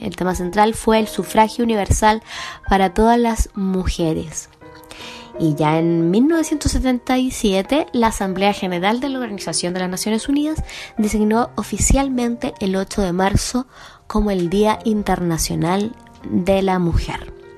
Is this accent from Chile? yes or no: yes; Chile